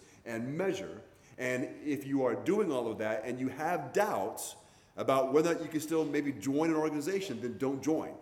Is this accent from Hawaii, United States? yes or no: yes; Hawaii, United States; moved away; I grew up in Hawaii